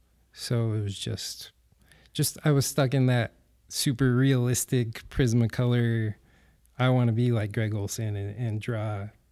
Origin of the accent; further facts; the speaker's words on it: Clinton, Utah, United States; In Clinton.